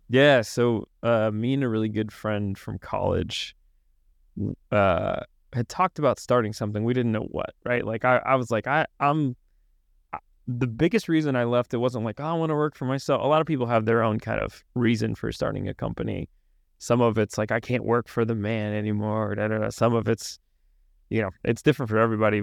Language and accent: English; Arkansas, United States; moved away as an adult; also born or lived in Washington, D.C.; I grew up in Arkansas